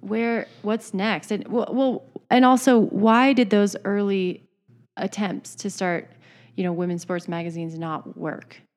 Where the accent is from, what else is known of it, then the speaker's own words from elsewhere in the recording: Idaho, United States; growing up in Idaho